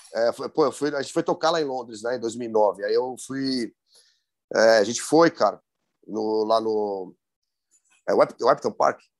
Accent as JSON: {"language": "Portuguese", "region": "São Paulo", "country": "Brazil", "accent": "paulistano"}